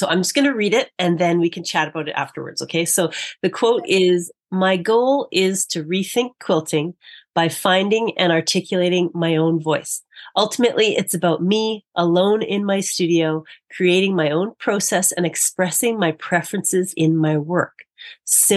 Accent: Manitoba, Canada; I grew up in Manitoba, so I know about the frozen tundra of the winters there.

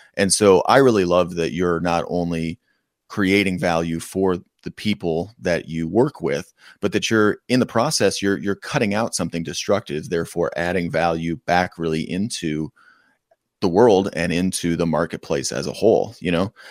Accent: Western New York, United States; moved away; I grew up in an extremely rural part of Western New York.

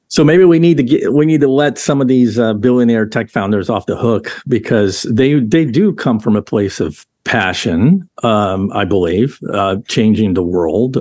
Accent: Southern California, United States; I grew up in Southern California with the surfing culture

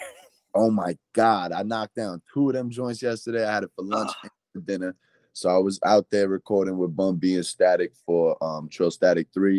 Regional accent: New York City, New York, United States; as a New Yorker

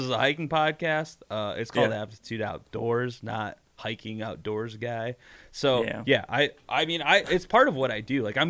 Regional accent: Ohio, United States; I'm from Ohio.

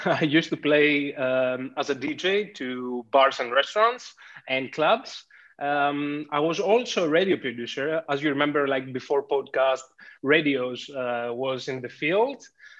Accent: Athens, Attica, Greece; as you said. I born and raised in Athens, Greece.

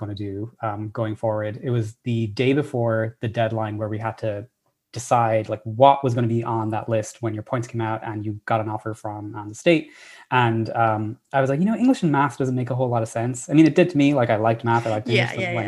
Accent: Ireland; moved away as an adult; now in United States; I'm Irish originally. That's where I was born and raised. I only came to America after my undergraduate degree

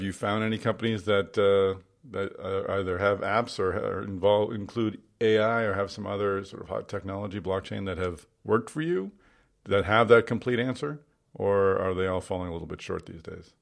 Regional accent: Boston, Massachusetts, United States; Boston, my hometown

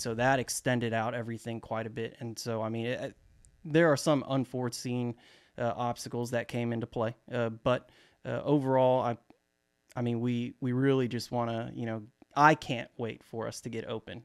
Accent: Dallas, Texas, United States; I'm actually from Dallas, uh, Texas, to be specific, you know, the great state of Texas.

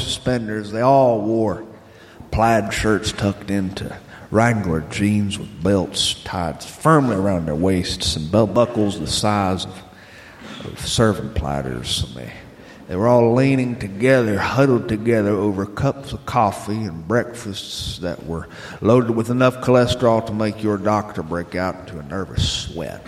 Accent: Northwest Florida, United States; also born or lived in Kansas; I started my life in Kansas as a boy. But we moved promptly before I'd gone through any rites of passage. And I grew up in Northwest Florida, a region of Northwest Florida that just touches Alabama

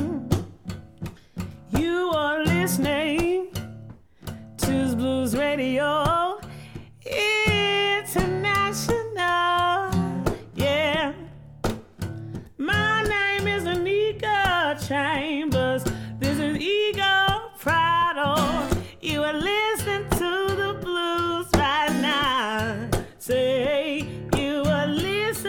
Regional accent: Houston, Texas, United States; I come from Houston, Texas.

